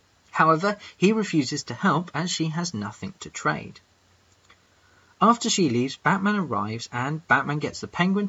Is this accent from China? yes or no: no; England, United Kingdom; I'm that English guy